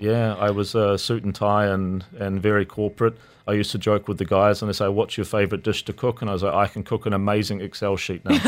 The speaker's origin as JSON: {"language": "English", "country": "New Zealand", "tie": "born or raised there", "moved": "as an adult", "lives_now": "Dubai, United Arab Emirates", "said": "growing up in New Zealand, you're quite limited with the options, especially when we were kids"}